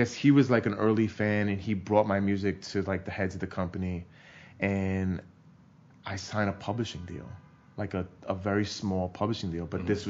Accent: New York City, New York, United States; because I grew up in New York

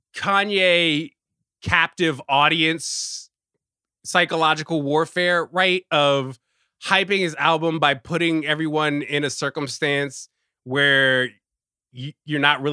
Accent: Richmond, Virginia, United States; moved away as an adult; also born or lived in Washington, D.C.; now in New York, United States; I'm a black man. I'm from Richmond

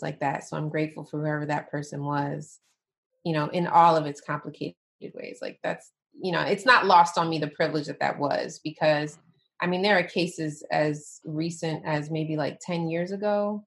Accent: Southeast Michigan, United States; also born or lived in Atlanta, Georgia; Born and raised in Michigan

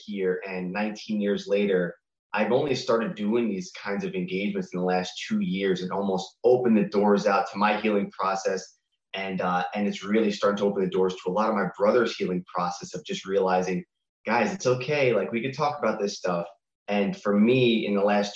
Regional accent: Long Island, New York, United States; I grew up in New York. I was in 10th grade during 9/11, and in Long Island

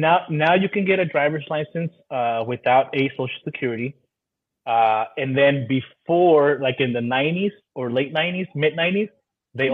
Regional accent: Hayward, California, United States; also born or lived in Pomona, California / San Joaquin Valley, California; I'm as Californian as it gets

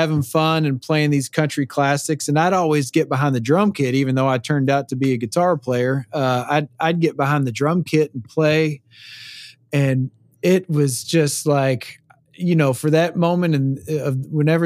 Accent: Louisville, Kentucky, United States; moved away as an adult; now in Nashville, United States; I'm from Louisville, Kentucky. Yep. That's where my roots are, man.

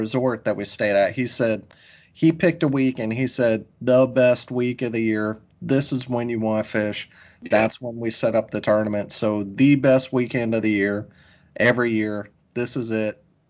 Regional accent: Mississippi, United States; I'm from Mississippi.

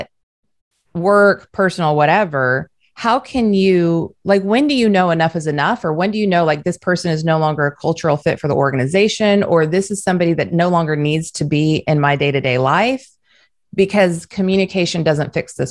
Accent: Southern California, United States; also born or lived in the South (US); now in the South, United States; I live in the South, but I'm originally from Southern California

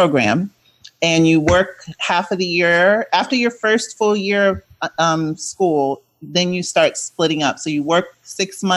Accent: Connecticut, United States; moved away as an adult; also born or lived in Boston / New Orleans; I grew up in Connecticut.

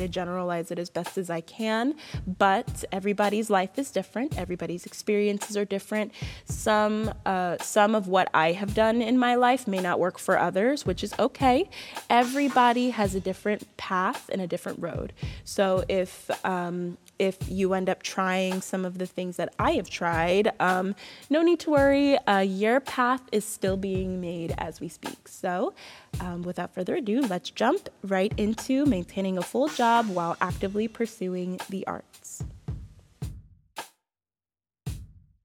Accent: Bristow, Virginia, United States; moved away; also born or lived in Florida; I currently live in Bristow, Virginia. I grew up in Bristow, moved to Florida for about 7 years, graduated high school at a performing arts high school

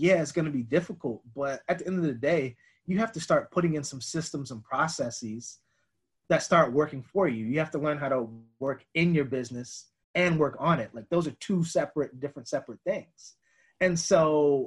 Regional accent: United States; growing up Black in America

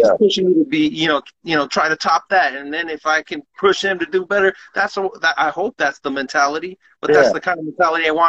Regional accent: Santa Ana, California, United States; growing up in Santa Ana

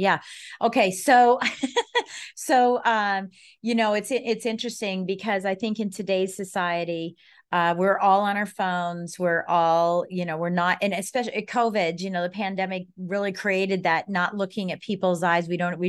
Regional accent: Colorado, United States; now in Washington, D.C., United States; I'm from Colorado originally.

